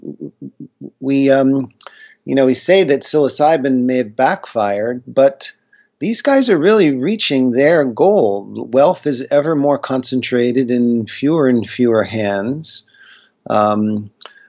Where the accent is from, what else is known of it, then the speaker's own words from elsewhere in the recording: Northeast, United States; I grew up in the Northeast.